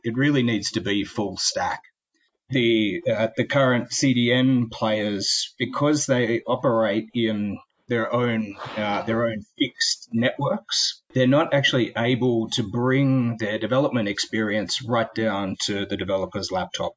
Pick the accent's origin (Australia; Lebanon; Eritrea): Australia; also born or lived in Sydney, Australia; I'm Australian.